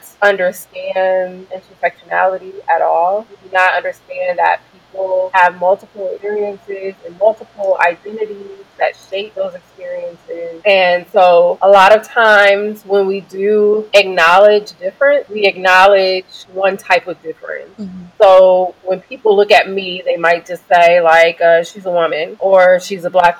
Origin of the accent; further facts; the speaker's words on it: Detroit, Michigan, United States; I am from Detroit